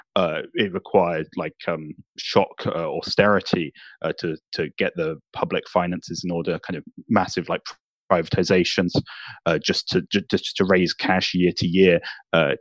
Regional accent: United Kingdom; I'm British

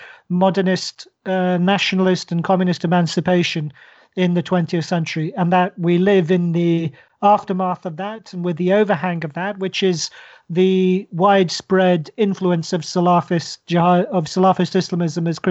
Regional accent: Oman; moved away; I grew up in Oman

